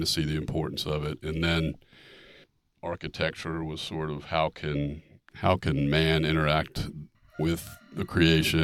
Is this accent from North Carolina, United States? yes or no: yes; Charlotte, North Carolina, United States; I grew up in Charlotte